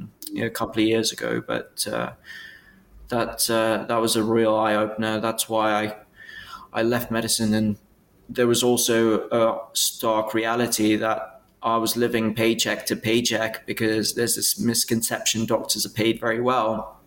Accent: Bristol, South West England, United Kingdom; So I came originally from Bristol. So I was a Bristol graduate.

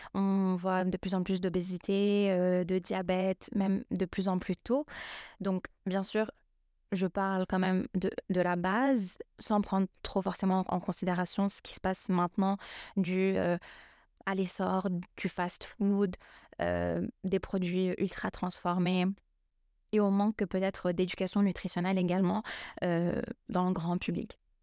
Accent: Lebanon; je suis libanaise

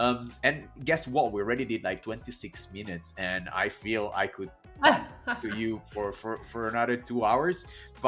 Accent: Italy; moved away; I come from Italy

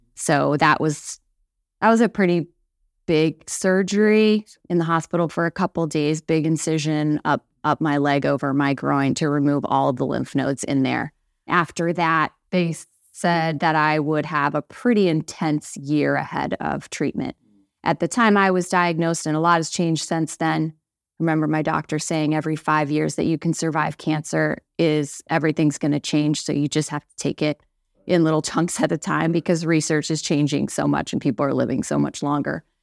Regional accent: St. Louis, Missouri, United States; moved away as an adult; now in Mechanicsburg, United States; I grew up in Saint Louis, Missouri, one of six kids

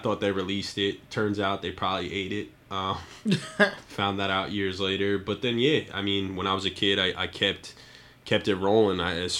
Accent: Westchester County, New York, United States; I grew up in Westchester County, New York.

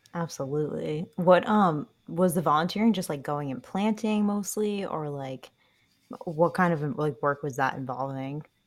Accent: New England, United States; I grew up in New England

